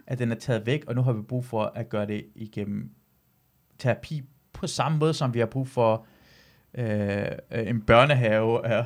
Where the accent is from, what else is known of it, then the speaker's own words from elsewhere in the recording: Iran; now in Denmark; jeg er iraner